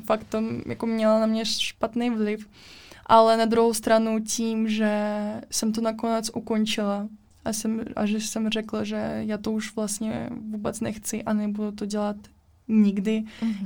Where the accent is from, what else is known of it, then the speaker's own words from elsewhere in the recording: Russia; Czech is a second language; now in Liberec, Czech Republic; jsem z Ruska